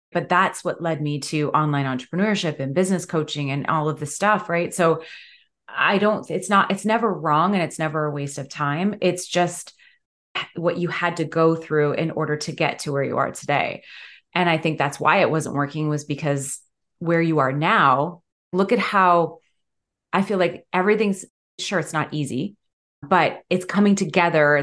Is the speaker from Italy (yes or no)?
no; London, Ontario, Canada; my hometown, London, Ontario